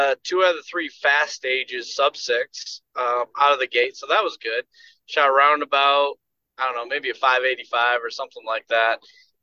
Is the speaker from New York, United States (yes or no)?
yes; New York, United States; moved away; I'm from New York